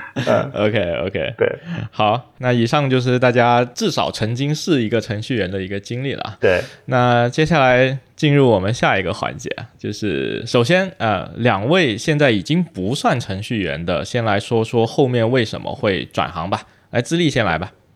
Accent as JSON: {"language": "Chinese", "country": "China", "said": "我们在中国长大"}